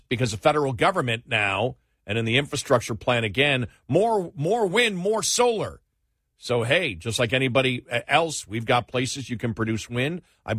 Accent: Buffalo, New York, United States; moved away; I know. I grew up in Buffalo.

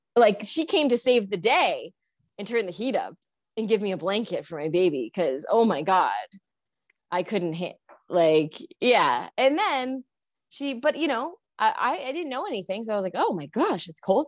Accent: Connecticut, United States; moved away as an adult; I had moved back to my home state, which is Connecticut

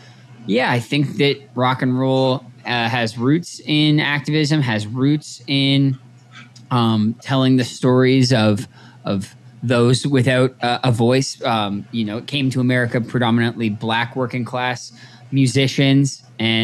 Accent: Toronto, Ontario, Canada; moved away as an adult; also born or lived in New Jersey / Montreal; now in Los Angeles, United States; I was born in New Jersey, working class family, immigrated to Canada when I was a young boy. I grew up in Toronto

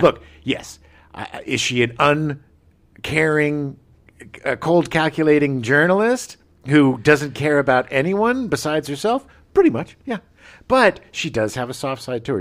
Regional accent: Escondido, California, United States; where I grew up in Escondido

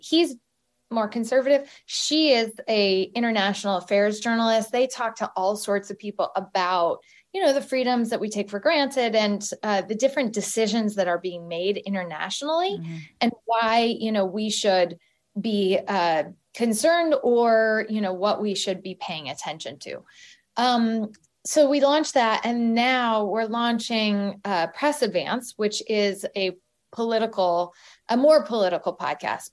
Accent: Galesburg, Illinois, United States; moved away as an adult; also born or lived in Lawrence, Kansas; I went to the University of Kansas after growing up in Galesburg, Illinois

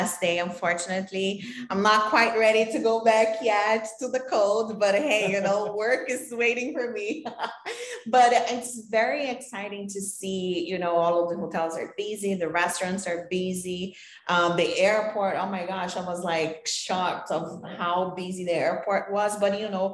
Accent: Brazil; moved away as an adult; now in United States; Because I'm from Brazil, I'm in the US, I've been there for 15 years now.

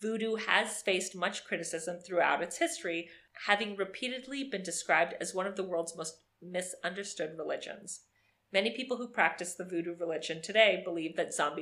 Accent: Miami, Florida, United States; growing up in Miami

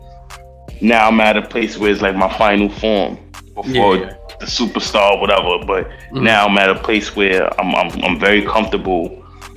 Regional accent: New York City, New York, United States; being from the Bronx and growing up in the Bronx with all the stuff I've seen growing up

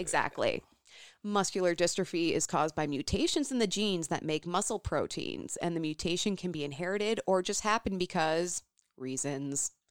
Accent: Champaign, Illinois, United States; now in Minnesota, United States; That is my hometown.

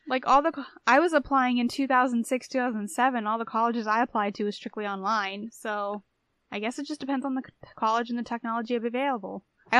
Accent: India; Like, I'm Indian.

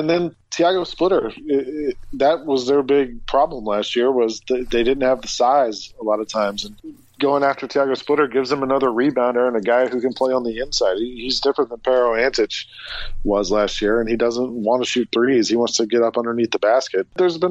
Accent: Atlanta, Georgia, United States; moved away as an adult; now in New York, United States; I grew up in Atlanta, and I went to school there and lived there for a while after school. But I've lived in New York for 15 years now

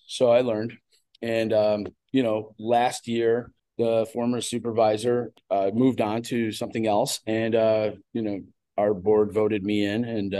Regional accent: Lake Forest, Illinois, United States; also born or lived in Knollwood, Lake Bluff, Illinois; I grew up in Lake Forest. And, my parents moved away, or my mom moved away young. And I lived in Knollwood from 15 on.

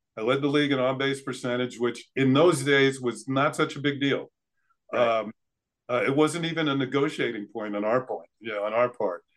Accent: Mount Vernon, New York, United States; moved away as an adult; now in North Redington Beach, United States; Growing up in Mount Vernon, of course, it was a great town to grow up in.

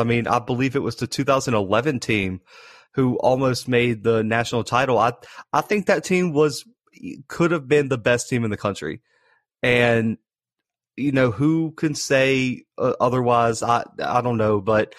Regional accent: United States; We're both from Alabama, Mississippi area.

